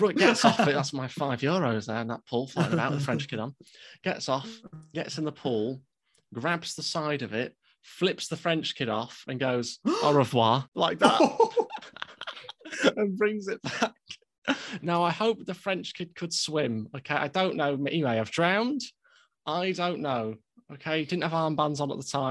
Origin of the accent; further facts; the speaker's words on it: United Kingdom; we're British